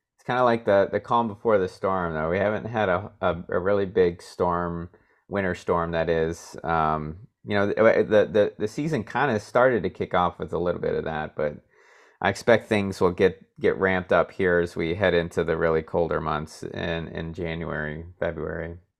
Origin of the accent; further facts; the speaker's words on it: Iowa, United States; also born or lived in Monterey, California; now in Nebraska, United States; I'm originally from Iowa